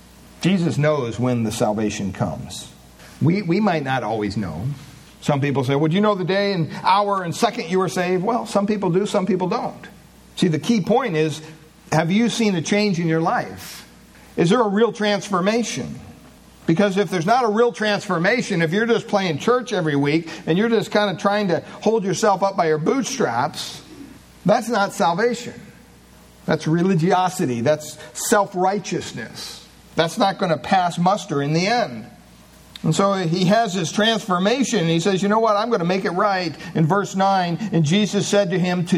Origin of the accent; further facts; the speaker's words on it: Williamsport, Pennsylvania, United States; I was born in Williamsport, Pennsylvania